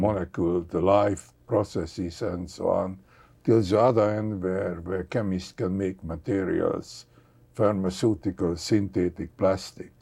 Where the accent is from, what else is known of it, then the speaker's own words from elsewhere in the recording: Hungary; moved away; I come from Hungary